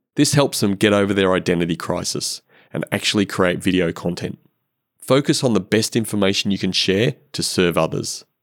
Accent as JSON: {"language": "English", "region": "Queensland", "country": "Australia"}